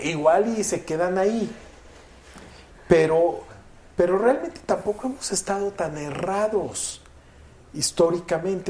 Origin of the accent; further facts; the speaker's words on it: Veracruz, Mexico; moved away; Yo estaba antes registrado en Veracruz, porque yo soy de Veracruz